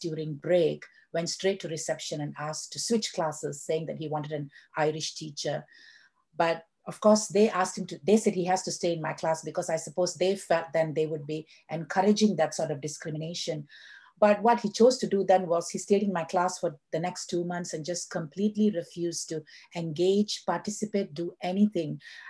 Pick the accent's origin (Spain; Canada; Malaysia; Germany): Malaysia; moved away as an adult; also born or lived in United Kingdom / Dubai; now in Ireland; I'm originally from Malaysia. So, and then I returned to Malaysia and I worked in a secondary school for 10 years. And then I moved to Dubai.